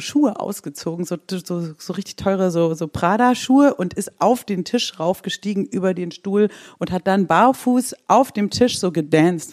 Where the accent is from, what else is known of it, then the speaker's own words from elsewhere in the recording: Swabia, Baden-Württemberg, Germany; ich bin ja ähm, aus dem Schwabenländle